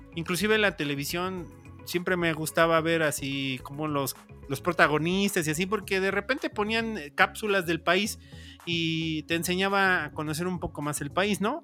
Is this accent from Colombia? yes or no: no; Mexico; como mexicanos